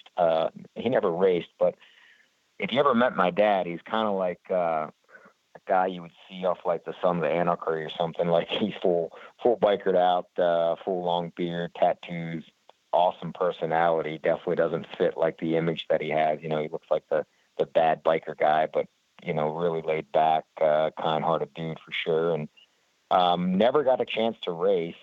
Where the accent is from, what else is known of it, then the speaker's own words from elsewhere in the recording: Honey Brook, Pennsylvania, United States; also born or lived in Chester County, Pennsylvania; I was born in Chester County, Pennsylvania, which is basically right outside of where I was raised, of Honeybrook, Pennsylvania